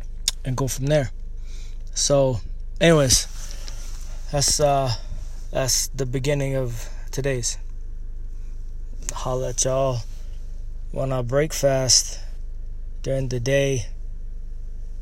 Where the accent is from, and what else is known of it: Canada; born or raised there; also born or lived in Eritrea